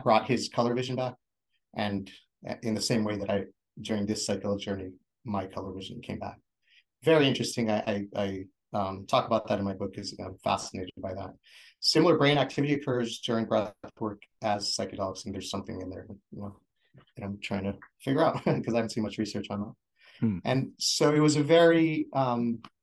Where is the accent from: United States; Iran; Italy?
United States; Oceanside, California; moved away as an adult; And this is where I grew up. I grew up in Oceanside.